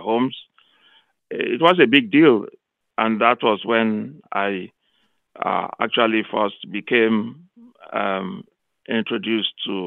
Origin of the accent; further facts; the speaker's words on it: Nigeria; now in Missouri, United States; from Nigeria, now based in Missouri State University, where I work. I grew up in Nigeria